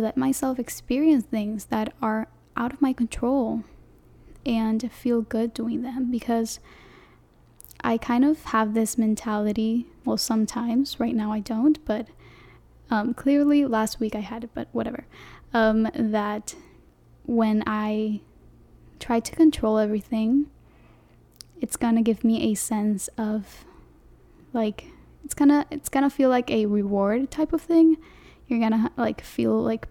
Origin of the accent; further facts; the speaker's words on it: Panama; first language Spanish; English is a second language; I'm from Panama, the country, not the city in Florida, the country Panama. And my first language is Spanish